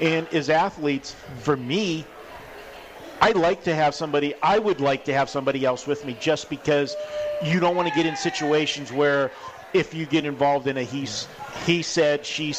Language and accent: English; Pittsburgh, Pennsylvania, United States; now in Las Vegas, United States; We're not like I came from Pittsburgh and I lived in, rural area, and, sometimes, to find transportation is a different story. Not here in Vegas.